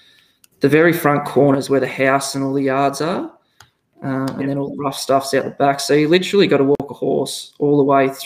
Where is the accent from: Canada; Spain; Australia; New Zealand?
Australia; Victoria; moved away as an adult; now in Kangaroo Mountain, Australia; I'm originally from Victoria, didn't grow up on a farm, lived in a rural area